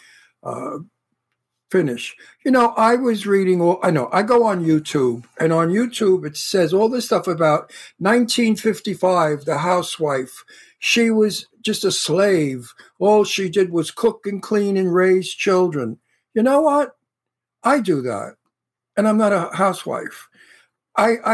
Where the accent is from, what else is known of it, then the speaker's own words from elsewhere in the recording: New York City, New York, United States; the Yiddish imamas that I grew up with in Brooklyn